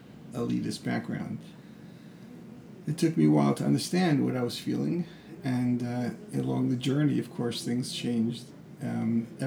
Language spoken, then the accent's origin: English; United States; who I am as an American